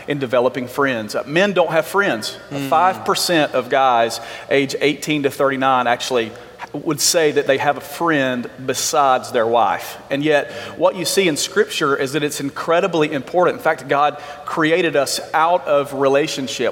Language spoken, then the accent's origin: English; Alabama, United States; I grew up in Alabama.